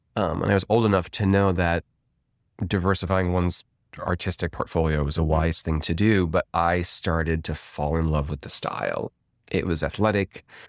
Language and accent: English; Rolling Meadows, Illinois, United States; I'm from Rolling Meadows, Illinois, which is a northwest suburb of Chicago.